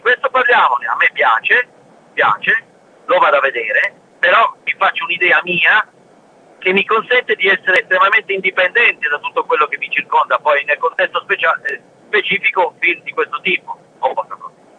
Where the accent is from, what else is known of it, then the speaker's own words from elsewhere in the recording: L'Aquila, Abruzzo, Italy; Io sono dell'Aquila, all'Aquila, dentro